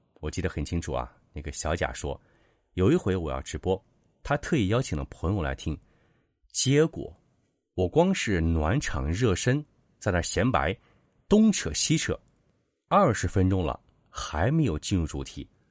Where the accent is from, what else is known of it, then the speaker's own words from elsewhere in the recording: Suqian, Jiangsu, China; also born or lived in Beijing; 我是二零二二年秋天，接受北漂，回到我的老家江苏省苏仙市的